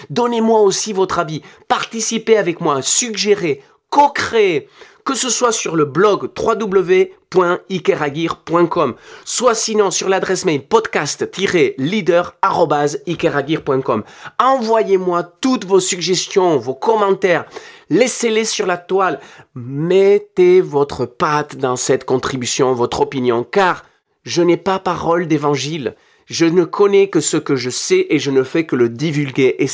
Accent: Nouvelle-Aquitaine, France; Je viens du Pays basque et j'ai vécu dans mes tripes ce qui est une société divisée par le terrorisme et l'approche révolutionnaire violente.

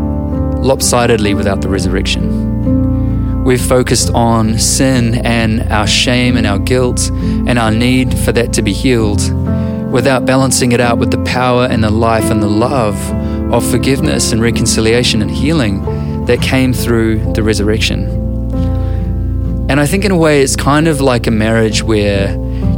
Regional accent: New Zealand

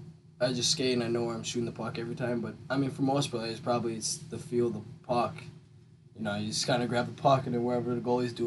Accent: Duluth, Minnesota, United States; now in Wausau, United States; I mean, I've been playing since I was about three. It's just, that's kind of the thing to do in Duluth in the wintertime.

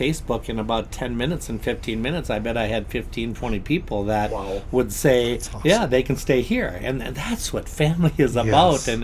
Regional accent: Bird Island, Minnesota, United States; everybody says, you know, we're from Bird Island

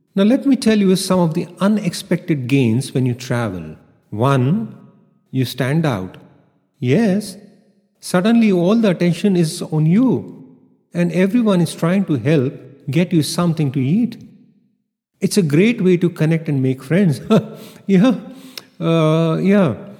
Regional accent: India; Growing up in India

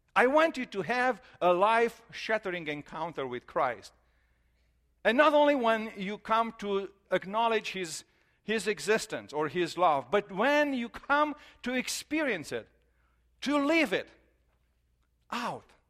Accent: Romania; moved away; we are from Romania, so we, I grew up there, and our family is there

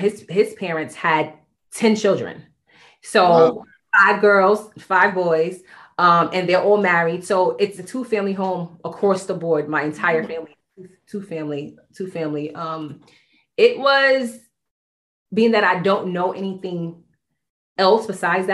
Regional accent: New York City, New York, United States; We grew up in Bedford Stuyvesant

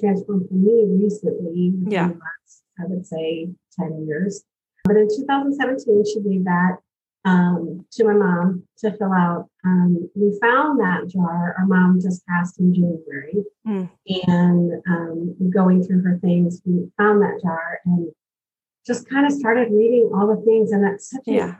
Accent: United States; I'm originally from North County

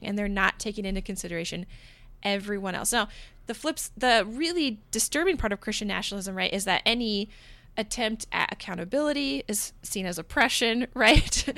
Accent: United States; also born or lived in Portland; I'm an American, but I am, like, a Protestant, Bible-believing American

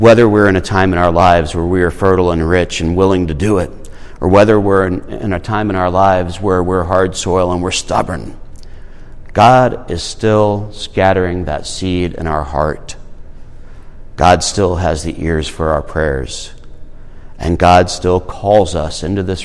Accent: Irmo, South Carolina, United States; I came from Irmo

